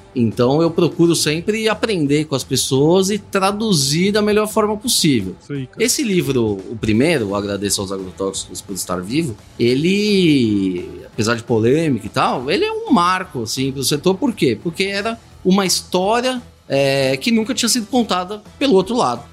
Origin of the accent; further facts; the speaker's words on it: São Paulo, Brazil; Morei minha vida inteira em São Paulo